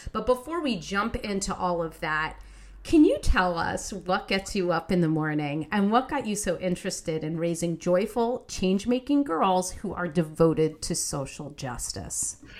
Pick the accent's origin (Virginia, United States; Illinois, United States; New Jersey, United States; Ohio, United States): New Jersey, United States; West Orange; West Orange, New Jersey, my hometown